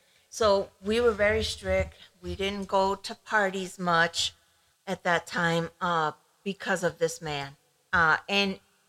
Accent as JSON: {"language": "English", "country": "Ecuador", "tie": "born or raised there", "moved": "yes", "said": "I grew up in Ecuador"}